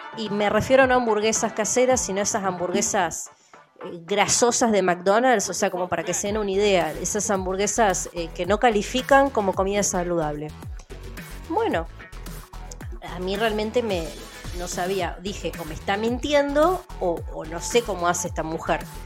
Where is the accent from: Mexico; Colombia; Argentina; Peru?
Argentina; el idioma que hablo yo como argentina